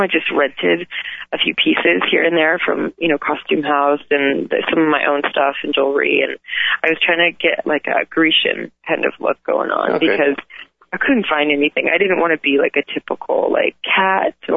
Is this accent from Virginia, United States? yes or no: no; Calabasas, California, United States; where I'm from, where I grew up in Calabasas